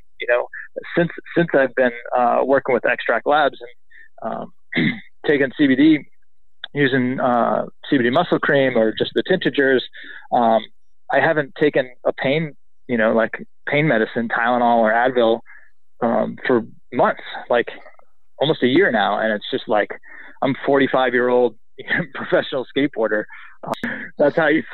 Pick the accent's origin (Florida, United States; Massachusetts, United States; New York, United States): Massachusetts, United States; Boston; now in California, United States; I grew up in Boston, Massachusetts